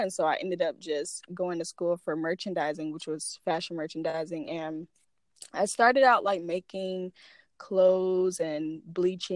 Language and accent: English; Florida, United States; now in Alabama, United States; originally from Florida, but I currently reside in Alabama